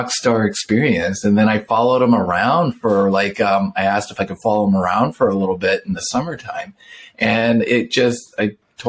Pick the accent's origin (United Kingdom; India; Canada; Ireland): Canada; now in La Quinta, United States; I grew up in the Northwest, actually in Canada